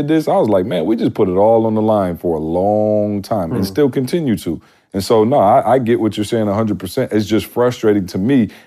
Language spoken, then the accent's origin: English; Midwest, United States; I'm from the Midwest.